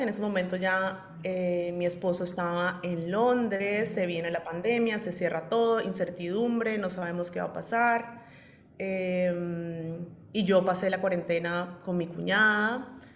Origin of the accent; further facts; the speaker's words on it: Colombia; soy colombiana